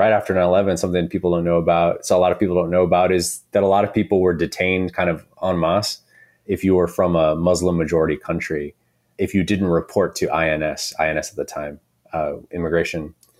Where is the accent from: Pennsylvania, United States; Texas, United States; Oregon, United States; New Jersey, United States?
Texas, United States; San Antonio; moved away; it was a job back in San Antonio and where I was from, my hometown.